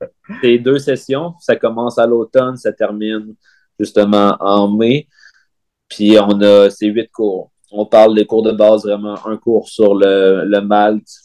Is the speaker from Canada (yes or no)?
yes; Val-d'Or, Quebec, Canada; moved away as an adult; also born or lived in Sherbrooke; mon attachement pour, pour ma ville natale